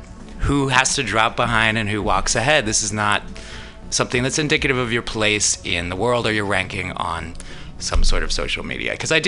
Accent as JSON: {"language": "English", "region": "California", "country": "United States", "tie": "born or raised there", "said": "that's me having the luxury of that opinion growing up in California."}